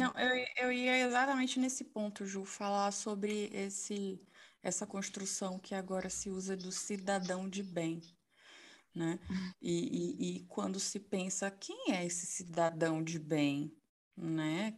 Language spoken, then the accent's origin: Portuguese; Salvador, Bahia, Brazil; sou soteropolitana